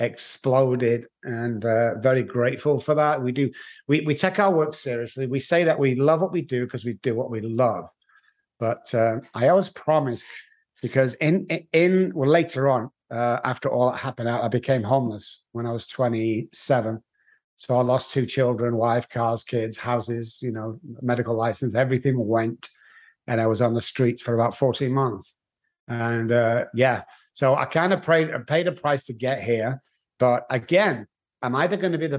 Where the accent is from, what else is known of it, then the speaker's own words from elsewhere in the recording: Manchester, North West England, United Kingdom; moved away; I'm from England. Manchester in England is where I was born. In actual fact, if you want to pinpoint the Manchester, it was Moss Side, which is a bit like Beirut with lights. It was very rough. It was very low income families, but that's where I grew up.